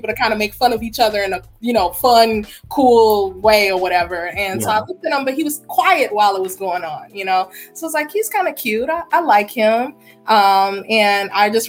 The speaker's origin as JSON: {"language": "English", "town": "Chicago", "region": "Illinois", "country": "United States", "tie": "born or raised there", "moved": "as an adult", "lives_now": "Dallas, United States", "said": "born and raised in Chicago."}